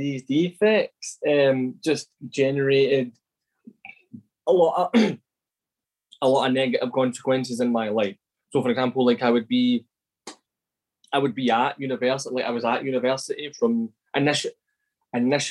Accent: Glasgow, Scotland, United Kingdom; I am originally from Glasgow, and so like my dad's an alcoholic, and all through my life growing up

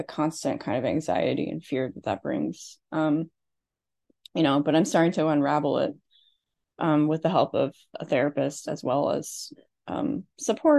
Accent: Midwest, United States; I grew up in the Midwest in an Irish Catholic family

